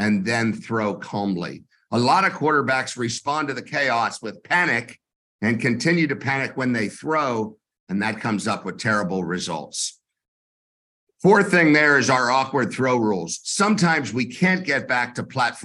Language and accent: English; Tampa, Florida, United States; I am from Tampa, Florida.